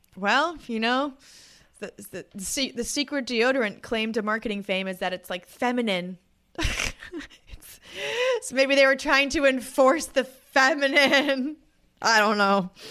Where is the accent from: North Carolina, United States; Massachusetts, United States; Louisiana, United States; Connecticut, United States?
Massachusetts, United States; Boston; I am from Boston